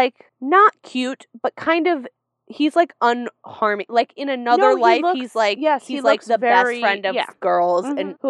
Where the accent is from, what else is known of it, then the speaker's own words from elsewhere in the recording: Iowa, United States; when I was born in Iowa